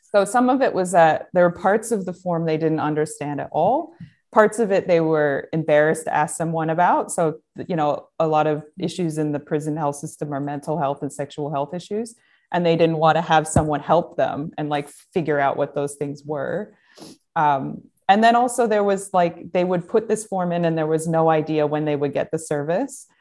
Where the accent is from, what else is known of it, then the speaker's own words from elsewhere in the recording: United States; growing up in America